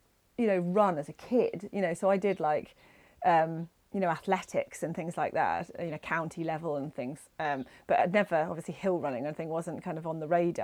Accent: north coast of Cornwall, South West England, United Kingdom; moved away as an adult; now in Scotland, United Kingdom; I'm originally from Cornwall, the north coast of Cornwall. Okay. So that's where I was born and bred

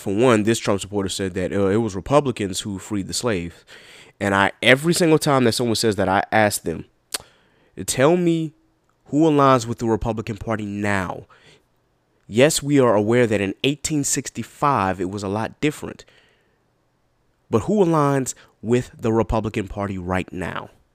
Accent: South Carolina, United States; I'm from South Carolina

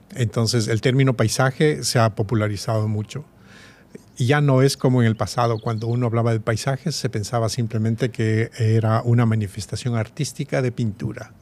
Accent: Quito, Pichincha, Ecuador; moved away as an adult; also born or lived in Columbus, Ohio; yo nací y crecí en Quito

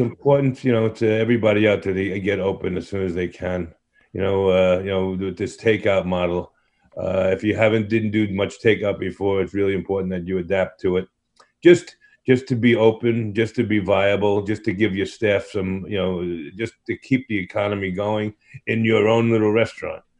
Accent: New York City, New York, United States; growing up in Brooklyn, pizza has always been a passion

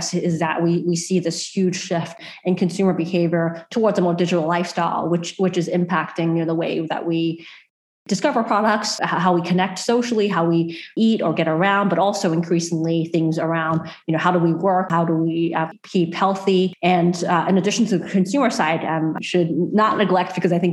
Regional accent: Australia; I'm proud as an Australian

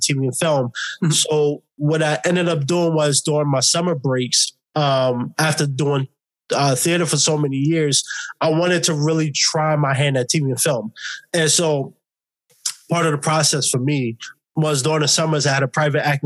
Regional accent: New York City, New York, United States; moved away as an adult; now in Los Angeles, United States; born and raised in New York City, lived it all my life. Only been out in LA for 2 years

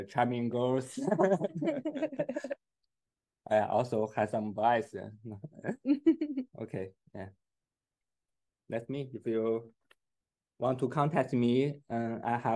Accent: China; English is a second language; moved away as an adult; now in Edinburgh, United Kingdom; I'm from China. I have been in Scotland for my research for 2 years.

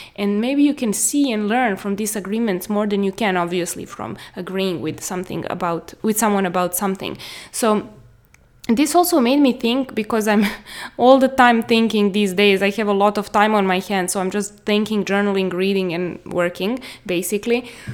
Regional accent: Serbia; I'm from Serbia.

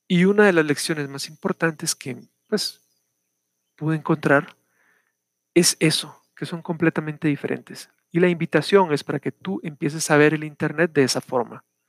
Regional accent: Guatemala; acá en mi país, Guatemala.

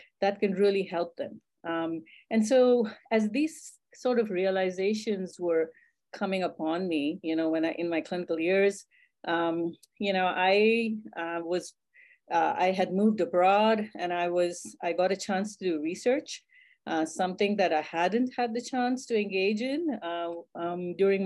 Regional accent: India; moved away as an adult; I was raised in India

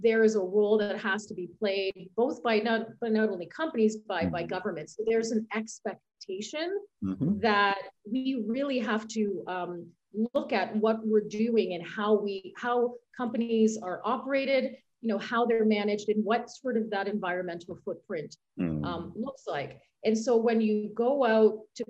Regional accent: Canada; moved away as an adult; now in Switzerland; where I'm from Canada

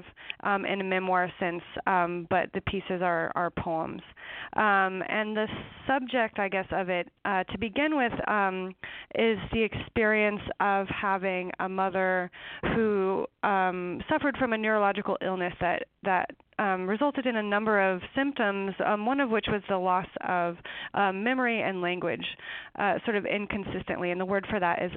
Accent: eastern Washington, United States; it's in eastern Washington, in a canyon by the Snake River.

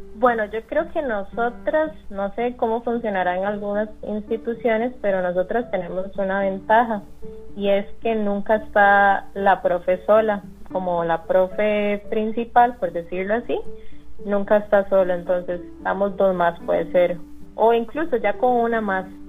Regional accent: San José, Costa Rica; moved away as an adult; now in Guanacaste, Costa Rica; yo soy de San José, pero decidí irme en agosto del año pasado

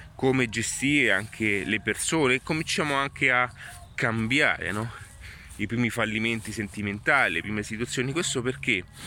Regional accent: Italy; Sono nato in Italia

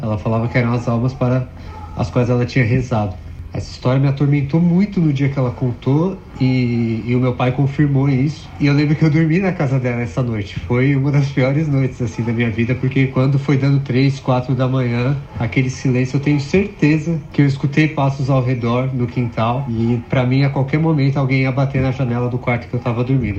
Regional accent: São Paulo, Brazil; sou de São Paulo

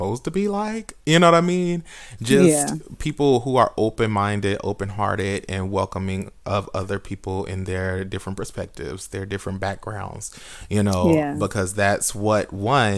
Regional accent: Oklahoma, United States; I'm yeah. from Oklahoma

